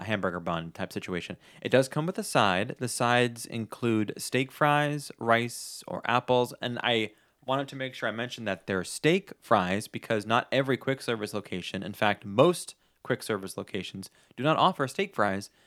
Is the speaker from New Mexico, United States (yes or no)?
no; New York, United States; moved away as an adult; I'm originally from New York